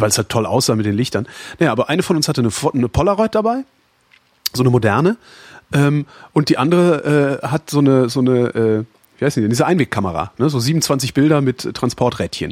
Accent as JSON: {"language": "German", "town": "Weilerswist", "region": "North Rhine-Westphalia", "country": "Germany"}